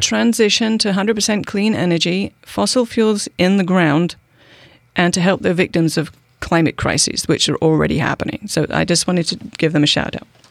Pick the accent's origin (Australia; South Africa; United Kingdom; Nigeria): United Kingdom; accent: British; moved away as an adult; now in Bainbridge Island, United States; I'm British, okay? Um, I am. I've been here for twenty-one years. I can't shake the accent